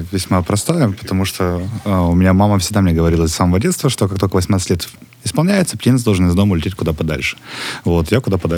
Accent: Western Siberia, Russia; now in Ukraine; На самом деле, просто у меня в регионе, я приехал из Западной Сибири, у нас там нет концертів, практически

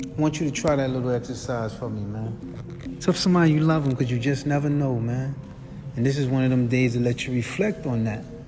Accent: New York City, New York, United States; moved away; I was from New York

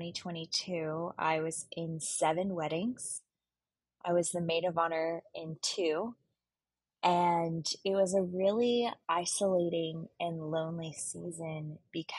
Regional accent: Houston, Texas, United States; also born or lived in Waco, Texas; now in Dallas, United States; I'm from Houston, Texas, born and raised

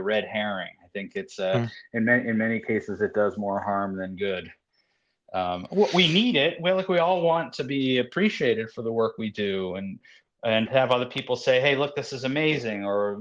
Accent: Concord, Massachusetts, United States; moved away as an adult; also born or lived in Boston; now in New York, United States; I was born in Boston and I was raised in Concord, Massachusetts, and came to New York to go to college

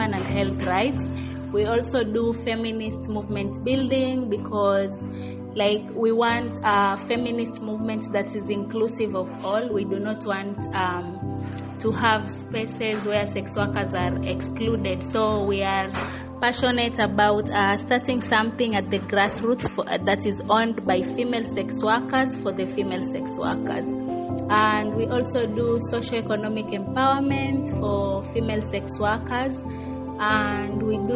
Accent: Mombasa, Mombasa County, Kenya; I'm from Mombasa, Kenya

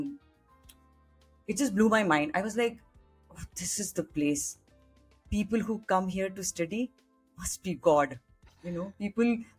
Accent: Kanpur, Uttar Pradesh, India; moved away; I grew up in Kanpur and I belong to a very simple middle class family.

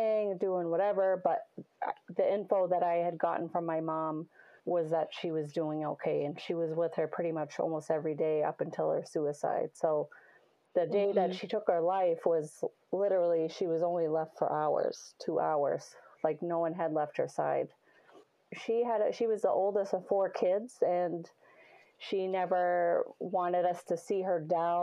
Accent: Salem, New Hampshire, United States; I'm from Salem, New Hampshire, Little New Hampshire

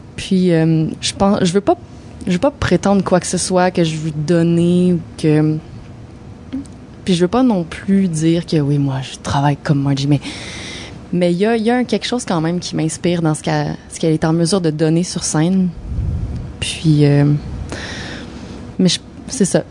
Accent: Sherbrooke, Quebec, Canada; now in Montreal, Canada; de mon patelin, de Sherbrooke

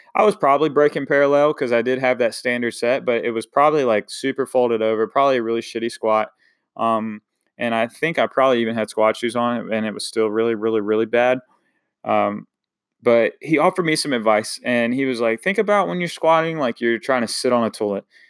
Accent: Eastern North Carolina, United States; coming from a small town, Eastern North Carolina, um, I definitely love my hometown

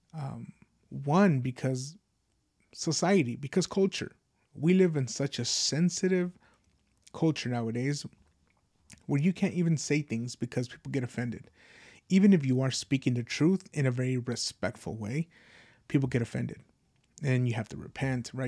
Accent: United States; as an American

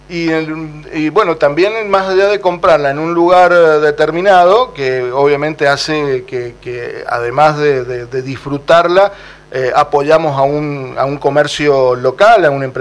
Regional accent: San Juan, Argentina; Yo soy sanjuanino

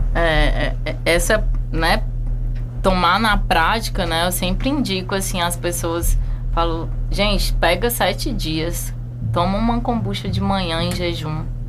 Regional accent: Fortaleza, Ceará, Brazil; moved away as an adult; also born or lived in Canada; now in Chapada dos Veadeiros, Brazil; eu sou de Fortaleza

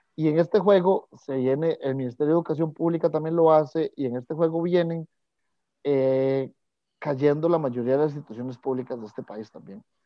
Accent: Costa Rica

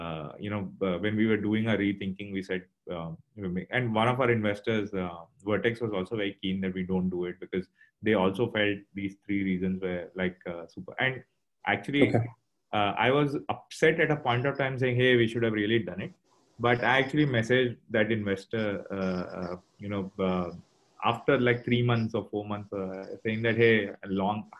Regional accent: Mumbai, Maharashtra, India; now in Singapore; I think I'm from Bombay originally.

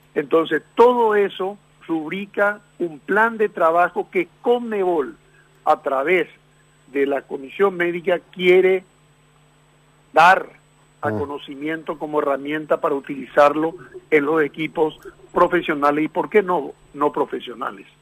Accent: Paraguay; soy paraguayo

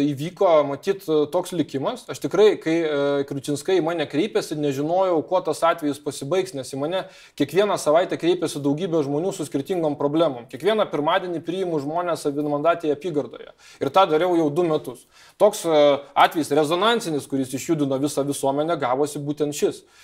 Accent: Kaunas, Kaunas County, Lithuania; Na, aš kaunietis

